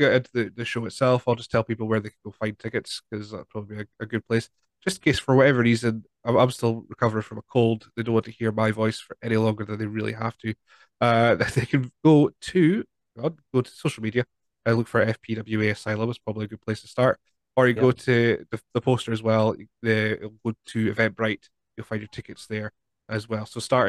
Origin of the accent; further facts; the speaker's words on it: Scotland, United Kingdom; We're Scottish at the end of the day.